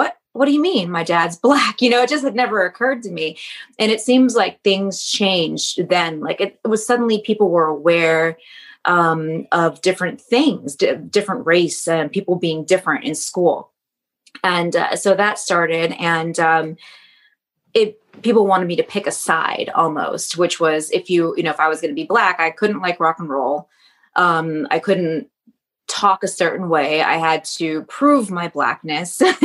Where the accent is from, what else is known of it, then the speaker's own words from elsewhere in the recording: just outside Detroit, Michigan, United States; moved away; I grew up just outside Detroit, and I'm biracial